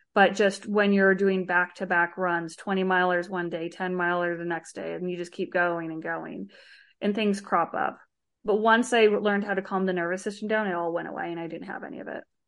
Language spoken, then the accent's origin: English; Arizona, United States; I grew up in Arizona, uh, with my mom and one of my brothers